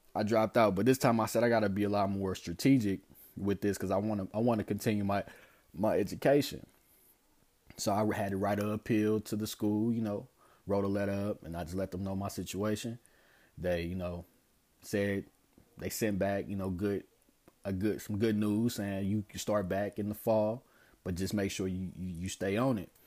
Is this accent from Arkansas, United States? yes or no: no; St. Louis, Missouri, United States; growing up in Saint Louis